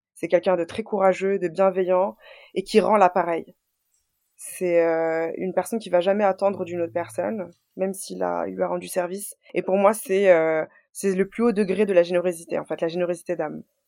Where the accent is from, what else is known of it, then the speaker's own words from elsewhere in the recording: Boulogne-Billancourt, Île-de-France, France; je suis née en France à Boulogne-Billancourt. j'ai toujours été boulonnaise